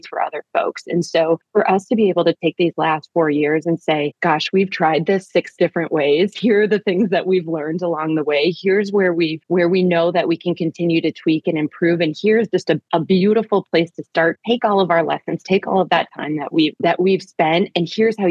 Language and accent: English; Minneapolis, Minnesota, United States; We're from the Twin Cities. We know and love this place deeply.